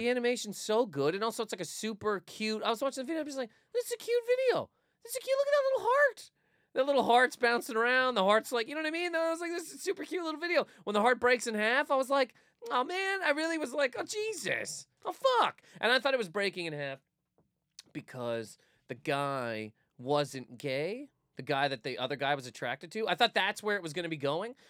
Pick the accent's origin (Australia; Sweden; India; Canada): Canada; we are both from Canada